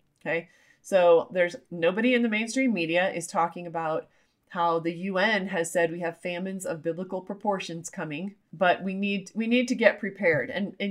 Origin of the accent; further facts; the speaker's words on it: Utah, United States; I'm from Utah. I am former LDS or Mormon. And so that's one of the great things from my culture and the way I was raised